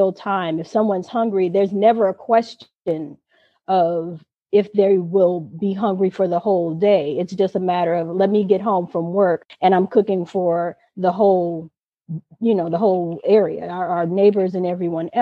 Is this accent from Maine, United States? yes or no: no; Inglewood, California, United States; I grew up in Inglewood